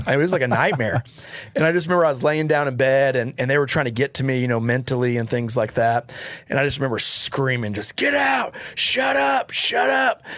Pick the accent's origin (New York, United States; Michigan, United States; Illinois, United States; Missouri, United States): Missouri, United States; Joplin; moved away; I grew up in Joplin, Missouri, so that's where my stomping grounds were